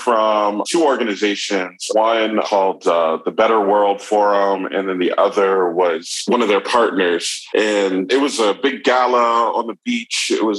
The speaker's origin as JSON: {"language": "English", "town": "Atlanta", "region": "Georgia", "country": "United States", "tie": "born or raised there", "also_born_or_lived": "Virginia / Uganda / Philadelphia", "moved": "as an adult", "said": "I moved back here about 3 years ago. I grew up here, so I guess originally I'm from the Atlanta area."}